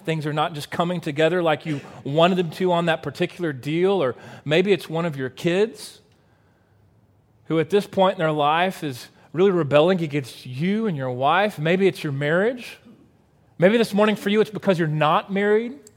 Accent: Waco, Texas, United States; growing up in Central Texas

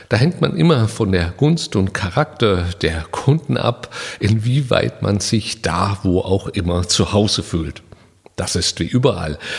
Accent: Karlsruhe, Baden-Württemberg, Germany; now in Saarland, Germany; Ich bin in Karlsruhe geboren und habe mich da wohlgefühlt. Das war mein Zuhause.

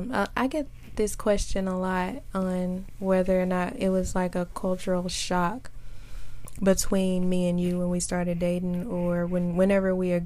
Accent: United States; as an American

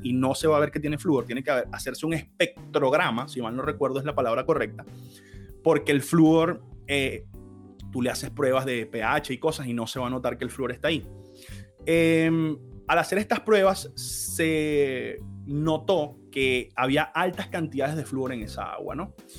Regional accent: Venezuela; en Venezuela, el país donde yo nací

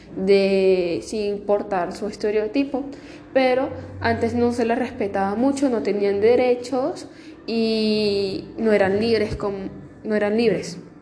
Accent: Peru; como ciudadanos peruanos en este bicentenario de nuestro país

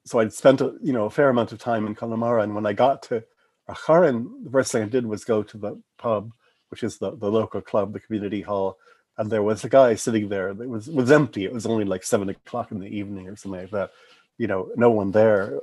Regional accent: West Coast, United States; as an American who had been, I was pretty much a West Coast person by that time.

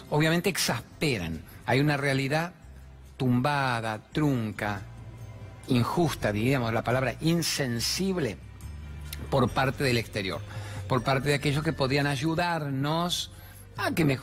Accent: Buenos Aires, Argentina; soy del barrio de Chacarita.

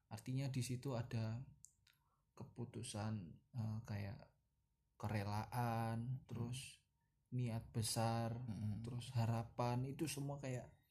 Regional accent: East Java, Indonesia; moved away as an adult; Kalau saya aslinya kan Jawa Timur

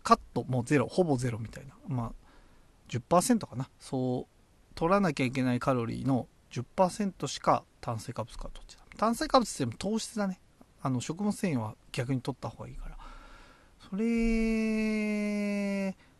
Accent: Tochigi, Japan; 僕も栃木出身

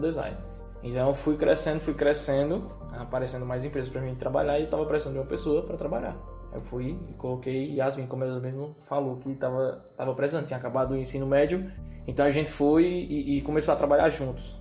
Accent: Serra Talhada, Pernambuco, Brazil; also born or lived in São Paulo; sou nasci em São Paulo, mas me criei em Serra Talhada

